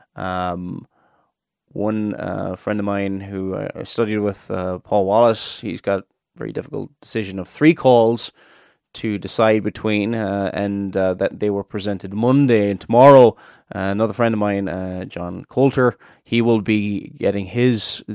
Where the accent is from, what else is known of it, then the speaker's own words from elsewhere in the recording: Cork, Munster, Ireland; now in Northern Ireland, United Kingdom; I'm not originally from Northern Ireland. I'm from Cork in the south